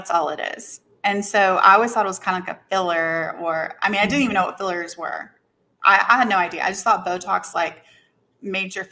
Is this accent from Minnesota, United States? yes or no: no; Knoxville, Tennessee, United States; I'm originally from Knoxville, Tennessee, which is not like a big city, but it's not like a super small town